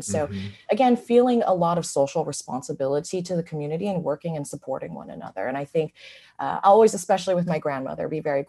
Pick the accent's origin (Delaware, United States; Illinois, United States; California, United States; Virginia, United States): California, United States; San Francisco; I'm 100% a California native and kid. Grew up in San Francisco.